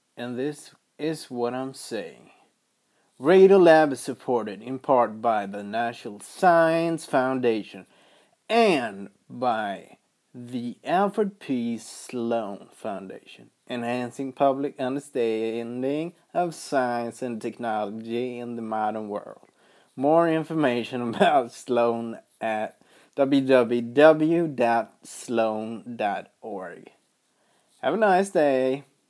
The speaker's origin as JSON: {"language": "English", "town": "Arvika", "region": "Värmland", "country": "Sweden", "said": "I'm from Sweden, from the shitty town called Arvika"}